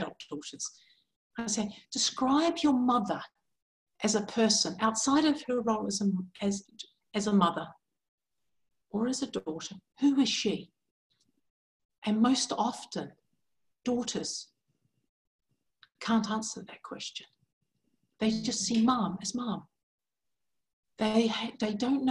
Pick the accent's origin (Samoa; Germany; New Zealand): New Zealand; moved away as an adult; also born or lived in England; now in New Hampshire, United States; I'm actually originally from New Zealand. So I was born in New Zealand.